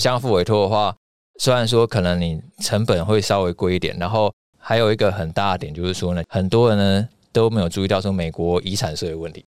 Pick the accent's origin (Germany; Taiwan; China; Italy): Taiwan; 我们是台湾人嘛，对。人在台湾，生在台湾